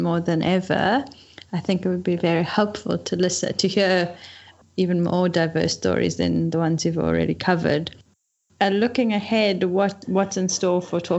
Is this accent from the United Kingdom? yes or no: no; Cape Town, Western Cape, South Africa; also born or lived in Durban; I am originally from Cape Town.